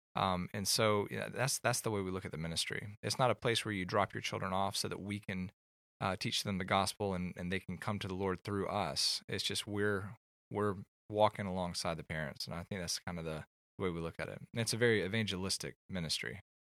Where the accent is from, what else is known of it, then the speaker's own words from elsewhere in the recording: Atlanta, Georgia, United States; moved away as an adult; also born or lived in California; I grew up in Atlanta